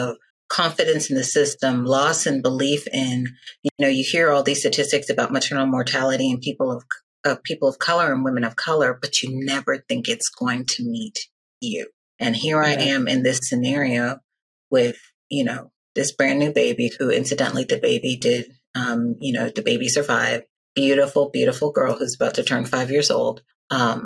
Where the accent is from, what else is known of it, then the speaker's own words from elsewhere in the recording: Nigeria; I'm Nigerian